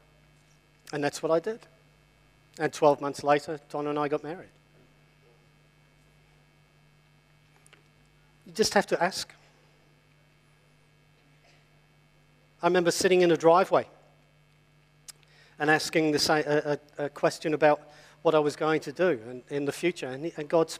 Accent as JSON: {"language": "English", "region": "England", "country": "United Kingdom", "said": "I'm English as well"}